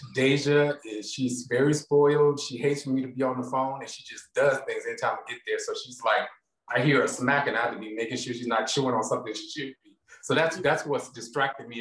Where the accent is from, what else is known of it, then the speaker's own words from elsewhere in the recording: Gastonia, North Carolina, United States; also born or lived in Charlotte, North Carolina; I was born in Charlotte, North Carolina, but I grew up in Gastonia, North Carolina